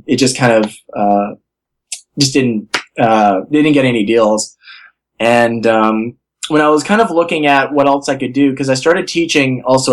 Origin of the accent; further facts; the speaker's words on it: Thunder Bay, Ontario, Canada; I grew up in Thunder Bay